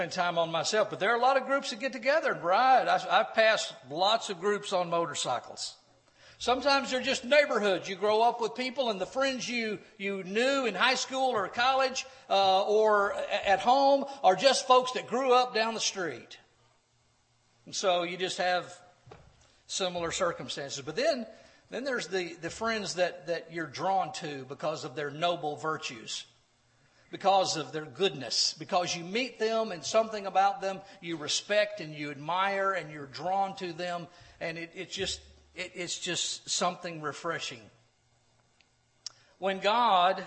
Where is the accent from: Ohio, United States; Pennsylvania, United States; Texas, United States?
Texas, United States; Corpus Christi; When I was growing up in Corpus Christi, Texas